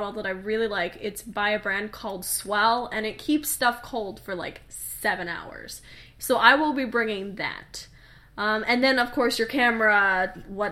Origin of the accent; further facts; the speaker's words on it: United States; we're American